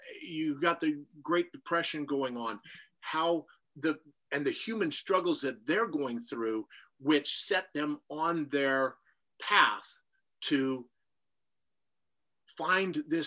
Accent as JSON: {"language": "English", "region": "Saskatchewan", "country": "Canada", "tie": "born or raised there", "said": "I was a tall, skinny kid with glasses and braces growing up in Saskatchewan"}